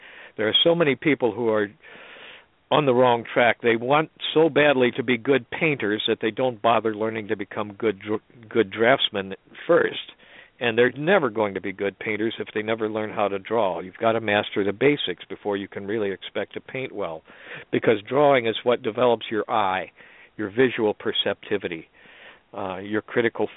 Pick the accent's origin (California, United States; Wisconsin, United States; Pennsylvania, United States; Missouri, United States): Missouri, United States; St. Louis; I grew up in St. Louis